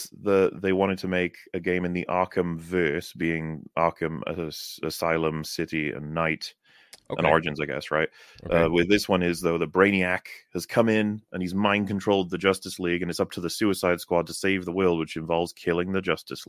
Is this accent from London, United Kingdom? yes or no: no; Welsh, Wales, United Kingdom; I'm Welsh.